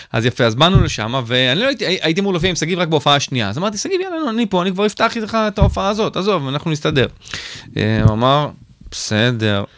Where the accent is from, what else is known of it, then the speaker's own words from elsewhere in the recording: Israel; אני סטנדאפיסט ישראלי שעושה באנגלית